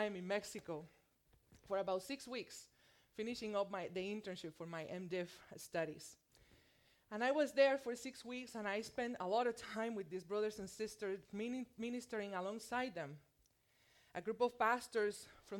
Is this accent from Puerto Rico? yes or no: yes; Puerto Rico; accent: thick Puerto Rican; moved away as an adult; also born or lived in mainland USA; now in United States; I am from Puerto Rico. And let me tell you, it shows when I speak Spanish. I have a thick Puerto Rican accent